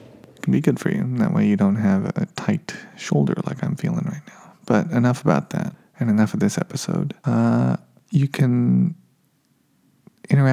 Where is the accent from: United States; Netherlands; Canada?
United States; Nevada; now in California, United States; I grew up in Nevada